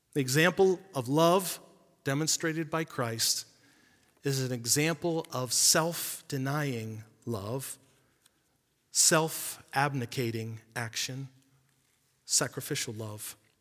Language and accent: English; United States